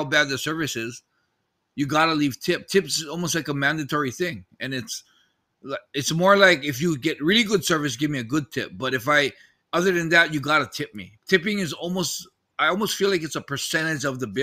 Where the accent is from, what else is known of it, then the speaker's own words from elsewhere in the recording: United States; now in Japan; I'm American